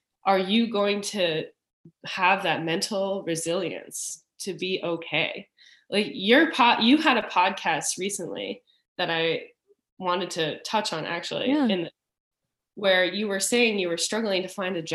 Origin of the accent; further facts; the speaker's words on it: Richmond, Virginia, United States; moved away as an adult; I grew up in Virginia, in Richmond